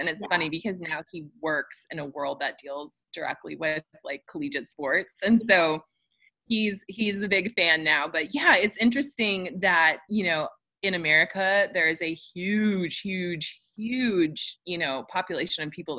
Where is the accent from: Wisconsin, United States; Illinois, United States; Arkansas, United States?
Wisconsin, United States; Madison; where I grew up in Madison, Wisconsin